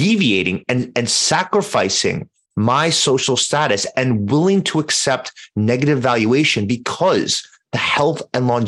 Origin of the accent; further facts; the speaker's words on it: New York City, New York, United States; I grew up in Manhattan